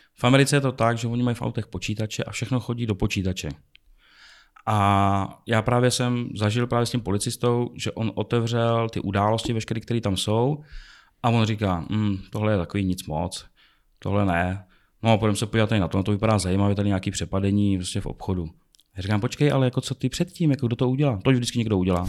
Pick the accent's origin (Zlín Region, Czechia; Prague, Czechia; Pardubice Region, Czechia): Prague, Czechia; jsem prostě z Česka, z Prahy.